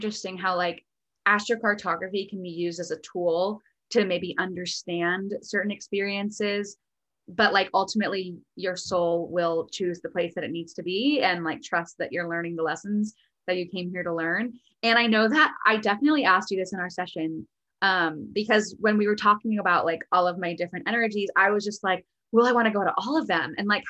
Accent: East Coast, United States; also born or lived in Connecticut; I know for me in Connecticut, or I was born on the East Coast too.

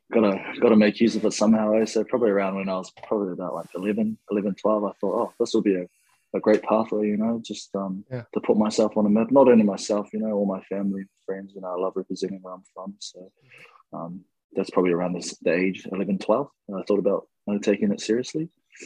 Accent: Pangaru, Northland, New Zealand; now in Auckland, New Zealand; but I'm currently living in Auckland. Auckland's probably one of the biggest cities in New Zealand, but I grew up in a small little rural area called Pangaru. It's like, it's probably about, I don't know, like 50 to 100 people living there.

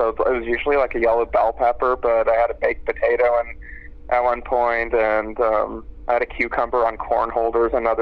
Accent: Los Angeles, California, United States; I was born and raised in Los Angeles, actually, and I went to the Beverly Hills schools, like Beverly High

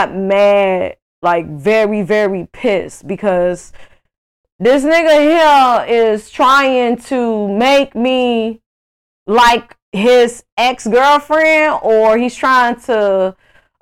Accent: Greenville, Mississippi, United States; moved away as an adult; now in Houston, United States; I grew up with in Mississippi

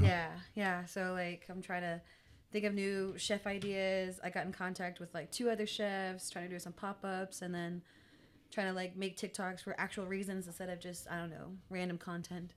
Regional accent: United States; also born or lived in Pawhuska, Oklahoma / New Mexico; I grew up in Pahuska and New Mexico at the same time

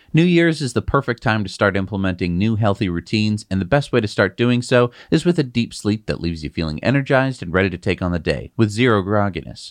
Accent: United States; I'm an American

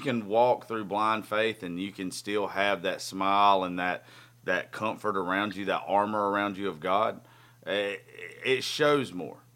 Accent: Georgia, United States; we're both from Georgia.

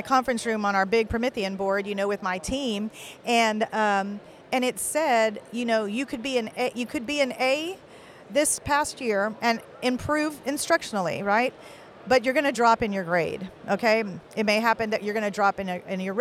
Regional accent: Kingsville, Texas, United States; moved away as an adult; came to Keensville because that's my hometown.

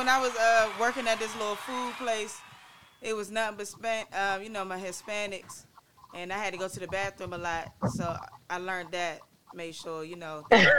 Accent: Capitol Heights, Maryland, United States; now in Los Angeles, United States; When I came to Capitol Heights to LA, I was struck by the culture and the tradition that I noticed immediately when I came out. When I moved to South Central over there off 85th.

